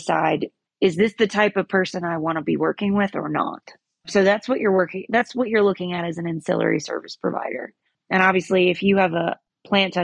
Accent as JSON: {"language": "English", "region": "North Carolina", "country": "United States", "tie": "born or raised there", "said": "In my home state of North Carolina, there are zero regulations"}